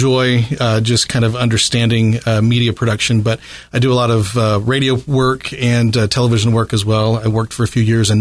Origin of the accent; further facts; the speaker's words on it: Southern Indiana, United States; I'm a product of Southern Indiana, just, have a half an hour north of the river there